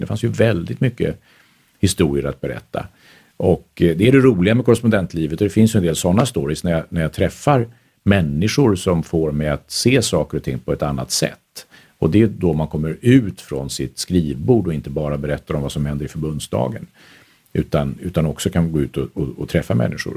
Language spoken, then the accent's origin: Swedish; Stockholm, Stockholm County, Sweden; also born or lived in Vienna, Austria; som stockholmare